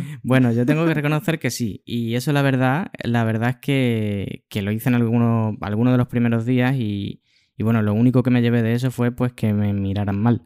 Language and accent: Spanish; Spain; now in Switzerland; ya no estaba en España, sino en Suiza